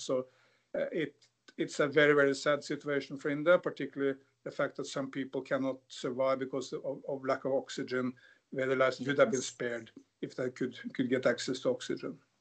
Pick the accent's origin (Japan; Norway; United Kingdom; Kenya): Norway; growing up in Norway